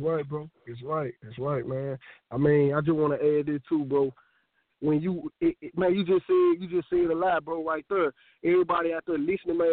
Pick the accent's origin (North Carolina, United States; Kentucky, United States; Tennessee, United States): Tennessee, United States; Memphis; I'm from Memphis, Tennessee. I have bounced around, but Memphis, Tennessee has been my home most of my life